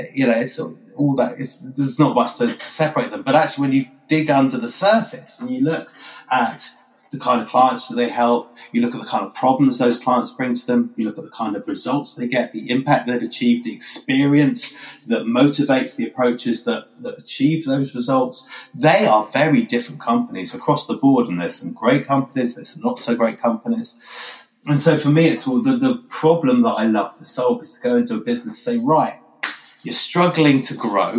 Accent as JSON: {"language": "English", "country": "United Kingdom", "said": "we're British"}